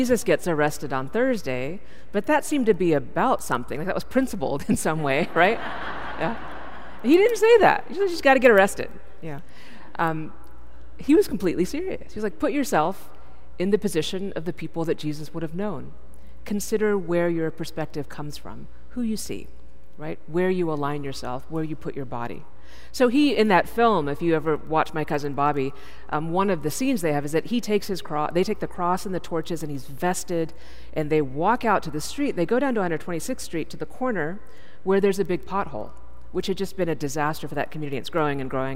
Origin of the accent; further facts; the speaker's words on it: Texas, United States; moved away; I'm from Texas, so I got to lead as the Texan